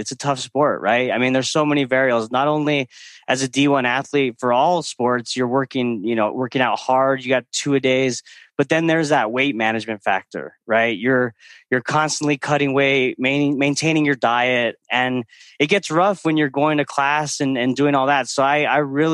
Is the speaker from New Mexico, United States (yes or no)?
yes; Belen, New Mexico, United States; moved away as an adult; also born or lived in Pennsylvania; grew up in the land of enchantment, New Mexico, 30 minutes outside of Albuquerque, a town called Belen